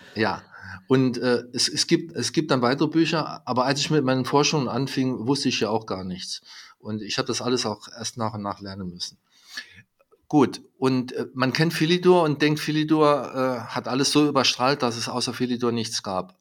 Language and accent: German; home town directly on the French border, Saarland, Germany; mein Heimatort, es liegt direkt an der französischen Grenze